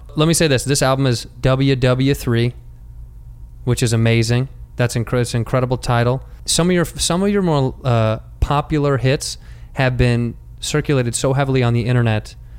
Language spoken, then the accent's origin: English; Chicago, Illinois, United States